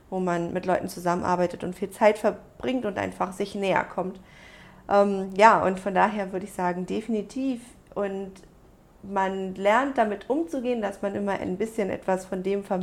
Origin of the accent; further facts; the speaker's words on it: Germany; ich bin ja groß geworden in Deutschland, aber mit einer koreanischen, äh, mit einem koreanischen Anteil. Also ich bin halb Koreanerin